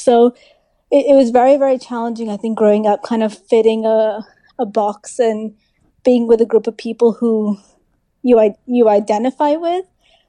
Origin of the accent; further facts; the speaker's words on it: London, United Kingdom; moved away; also born or lived in Africa; I was born in Africa and then raised in England.